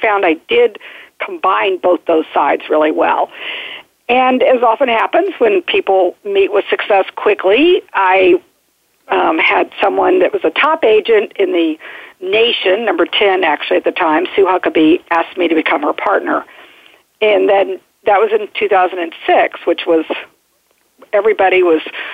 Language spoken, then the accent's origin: English; Midwest, United States; moved away as an adult; also born or lived in Dallas, Texas; now in Washington, D.C. metro region, United States; I grew up in the Midwest, have an entrepreneurial father